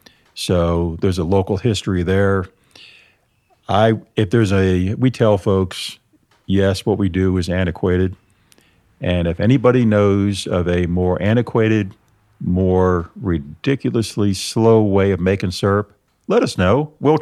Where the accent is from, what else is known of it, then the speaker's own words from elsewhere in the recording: New York, United States; Nope. I was born and raised up in Lower Adirondacks, Northern Catskill Mountains.